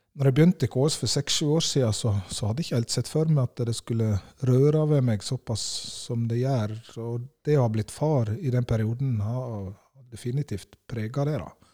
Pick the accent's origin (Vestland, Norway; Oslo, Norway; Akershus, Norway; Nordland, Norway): Vestland, Norway; Årdal; Jeg kommer fra Årdal i Sogn, helt innst i Sognefjorden